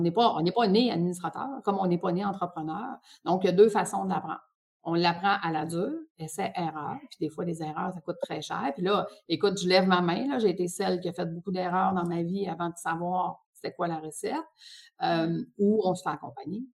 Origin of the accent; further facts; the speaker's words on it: Quebec, Canada; j'ai grandi au Lac-Saint-Jean